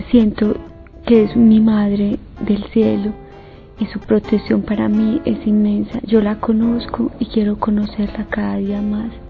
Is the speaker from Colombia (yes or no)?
yes; Colombia; eh, yo vengo de Colombia